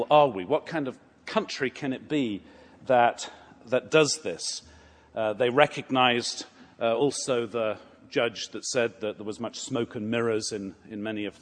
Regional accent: Atlanta, Georgia, United States; I'm from Atlanta

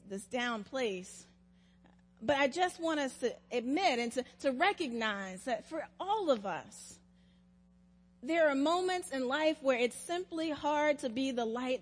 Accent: South Carolina, United States; now in Atlanta, United States; When I was growing up in South Carolina

